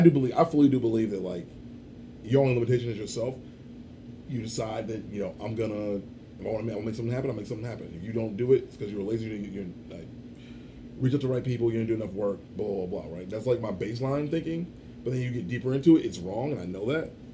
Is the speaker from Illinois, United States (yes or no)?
yes; Chicago, Illinois, United States; I grew up on Southside Chicago too, raised by a black family